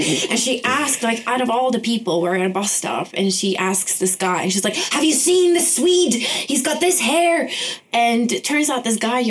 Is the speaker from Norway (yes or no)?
yes; Norway; Yeah, I'm from Norway and I just turned 26.